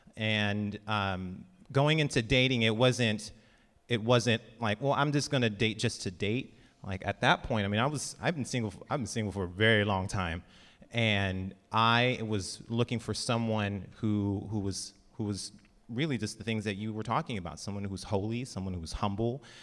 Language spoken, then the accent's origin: English; Lemoore, California, United States; I grew up in Lemoore